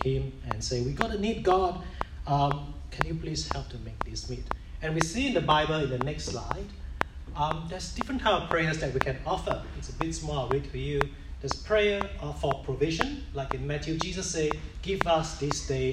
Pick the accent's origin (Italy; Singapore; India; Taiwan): Singapore; I was brought up in Singapore